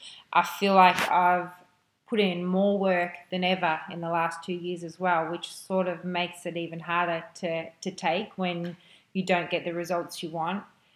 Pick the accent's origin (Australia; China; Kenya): Australia; Melbourne, Victoria; It's in my hometown, obviously. I love playing here in Melbourne